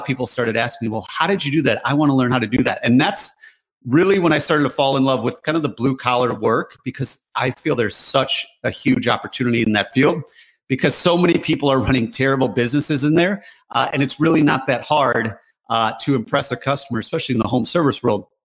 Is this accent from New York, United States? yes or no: no; Michigan, United States; We grew up in Michigan, which is a very blue collar state